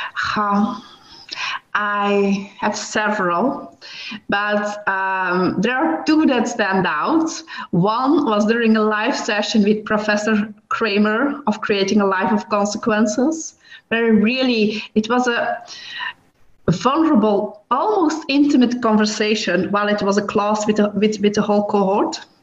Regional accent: Belgium; I'm from Belgium

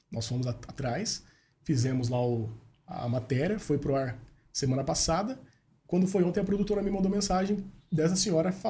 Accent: Sumaré, São Paulo, Brazil; Eu sou de Sumaré, trabalho em Sumaré, na rádio, lá na Rádio Wolf.

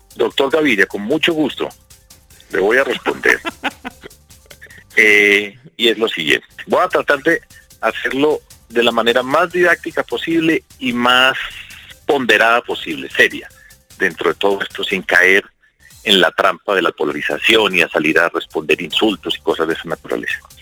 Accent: Medellín, Antioquia, Colombia; en mi ciudad, en Medellín

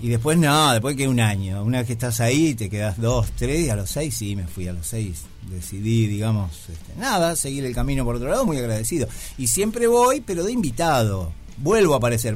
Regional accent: Mar del Plata, Buenos Aires Province, Argentina; moved away; yo vengo de Mar del Plata

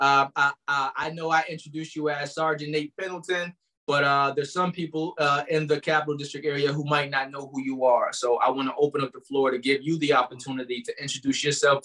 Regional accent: Albany, New York, United States; just a kid from Arbor Hill

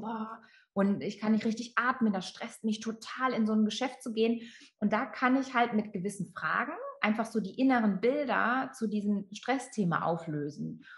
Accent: Friesland, Lower Saxony, Germany; ich bin in Friesland aufgewachsen

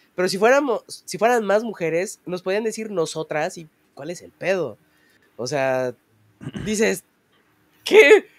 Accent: Mexico; somos mexicanos

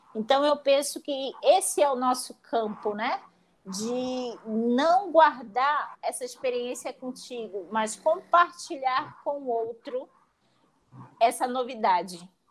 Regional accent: Manaus, Amazonas, Brazil; also born or lived in Italy; Eu sou natural de Manaus

